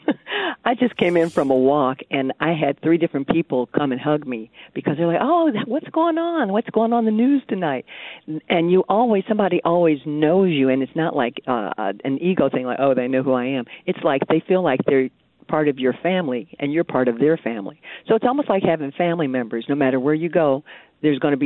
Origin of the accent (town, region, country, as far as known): Detroit, Michigan, United States; moved away